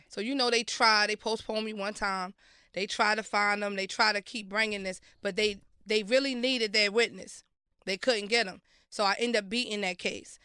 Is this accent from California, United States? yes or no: no; Baltimore, Maryland, United States; also born or lived in Brooklyn, New York; I was raised in Baltimore. I went to school in Baltimore.